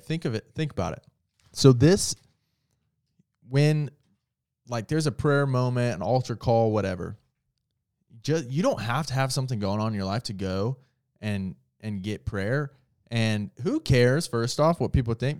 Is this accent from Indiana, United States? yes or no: yes; Indiana, United States; I'm from Indiana